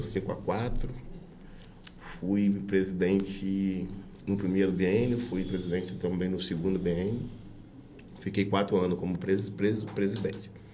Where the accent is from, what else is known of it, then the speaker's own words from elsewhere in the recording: Brazil; Eu sou nascido em Guri, né? É, família de Murim